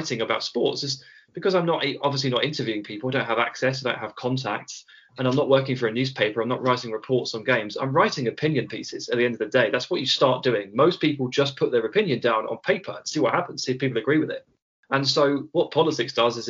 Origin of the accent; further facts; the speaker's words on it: Hampshire, South East England, United Kingdom; moved away as an adult; also born or lived in Birmingham / Bristol; now in London, United Kingdom; I was born in Birmingham, the Birmingham in England, and then I moved to Hampshire, the Hampshire in England, and then I went to university in Bristol, the Bristol in England, before I finally settled down in London